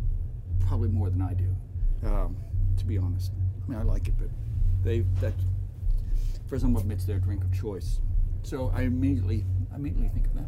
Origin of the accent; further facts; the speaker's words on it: Baltimore, Maryland, United States; I grew up in Baltimore.